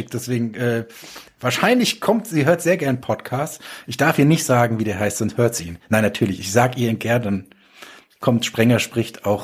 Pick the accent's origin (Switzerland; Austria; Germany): Germany; Darmstadt, Hesse; Nächstes Jahr ähm, ist in ähm, Darmstadt, in meiner Heimat.